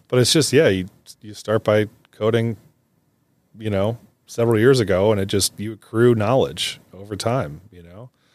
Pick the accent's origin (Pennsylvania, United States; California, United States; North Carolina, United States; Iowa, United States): Iowa, United States; Davenport; I grew up in Davenport